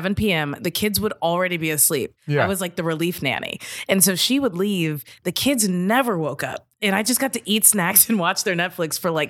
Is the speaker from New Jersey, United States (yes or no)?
no; Kentucky, United States; moved away as an adult; now in New York, United States; I was from Kentucky.